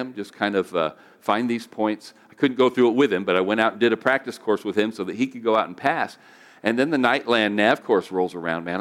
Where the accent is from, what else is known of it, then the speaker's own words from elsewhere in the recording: United States; being an American